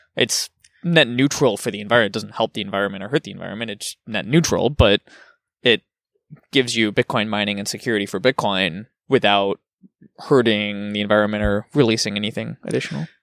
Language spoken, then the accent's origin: English; United States; also born or lived in Germany; as an American